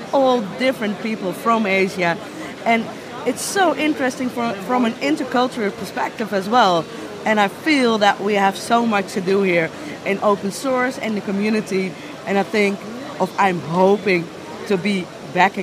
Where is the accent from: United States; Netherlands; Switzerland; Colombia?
Netherlands; also born or lived in India; I'm originally from India, but I grew up in the Netherlands.